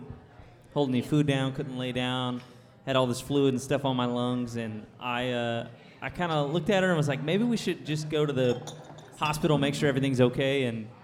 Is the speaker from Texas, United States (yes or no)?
yes; Haslet, Texas, United States; moved away as an adult; now in Nashville, United States; I'm from Hazlitt, Texas